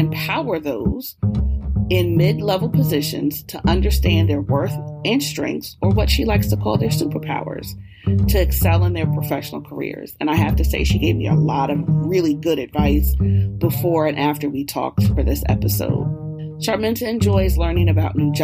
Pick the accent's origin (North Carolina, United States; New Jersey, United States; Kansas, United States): New Jersey, United States; I'm also from Jersey